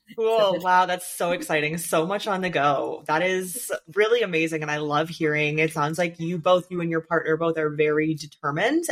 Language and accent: English; Canada; I'm from Canada too